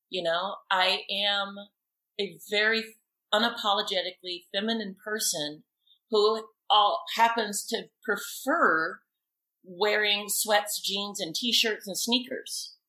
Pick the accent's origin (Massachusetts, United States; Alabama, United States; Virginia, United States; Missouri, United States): Alabama, United States; growing up in Alabama is people were very authentic to who they were